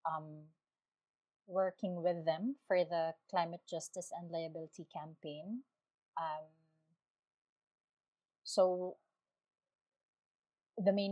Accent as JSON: {"language": "English", "town": "Tacloban", "region": "Eastern Visayas", "country": "Philippines", "said": "I'm from Tacloban City, Philippines."}